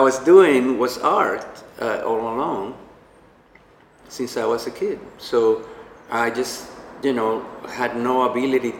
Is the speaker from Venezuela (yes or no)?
yes; Venezuela; moved away as an adult; now in United States; I'm from Venezuela.